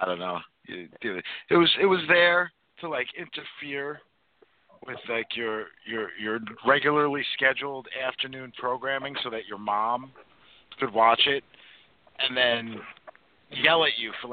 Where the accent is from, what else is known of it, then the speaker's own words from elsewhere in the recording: New York City, New York, United States; growing up in Brooklyn, we had like Nellie Bly and obviously Coney Island